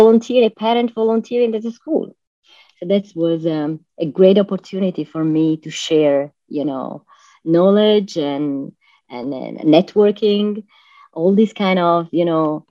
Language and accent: English; Milan, Lombardy, Italy; moved away as an adult; now in Florida, United States; I live in Florida, but I was born and raised in Milan, Italy, and I moved to USA